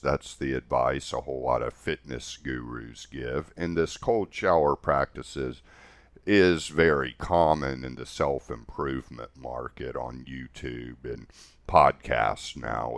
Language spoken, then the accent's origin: English; Houston, Texas, United States; growing up in Houston, Texas, where it was just really hot all the time